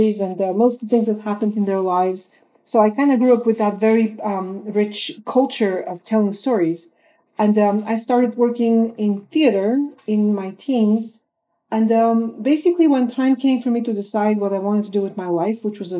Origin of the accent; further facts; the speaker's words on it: Bulgaria; moved away as an adult; now in United States; I was born in Bulgaria, Eastern Europe. I graduated with a music degree there